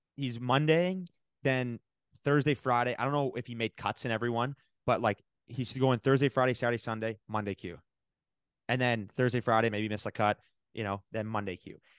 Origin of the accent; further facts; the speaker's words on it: Canada; as a Canadian